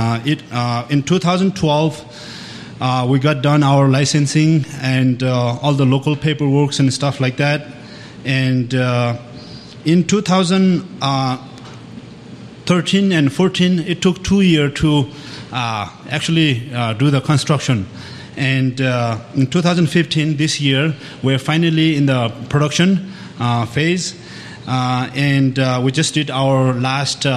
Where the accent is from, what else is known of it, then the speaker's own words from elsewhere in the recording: at the bottom of Mount Everest, Koshi Province, Nepal; moved away as an adult; now in Golden, United States; I was born and raised in Nepal, at the bottom of Mount Everest in Nepal.